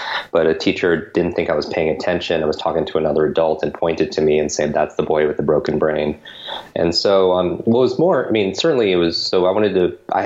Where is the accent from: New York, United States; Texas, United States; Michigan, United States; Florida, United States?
New York, United States; Westchester; I was born and grew up in Westchester, New York. It's a suburb of New York City, just north of the city